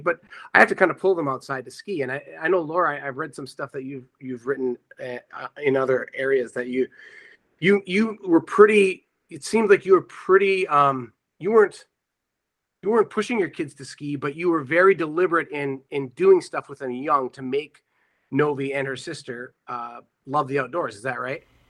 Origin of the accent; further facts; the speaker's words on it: Iron Range, Minnesota, United States; I grew up on the Iron Range